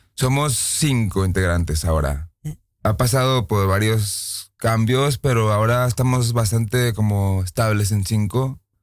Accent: Mexico; now in Netherlands; Yo soy de México

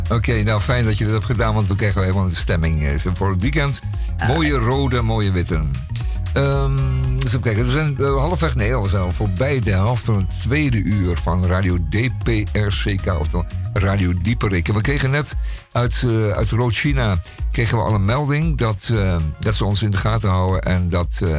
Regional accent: Netherlands; We als Nederlanders

